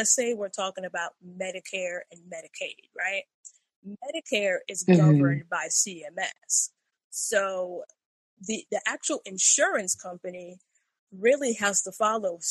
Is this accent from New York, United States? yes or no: yes; New York City, New York, United States; now in Florida, United States; I'm from the Bronx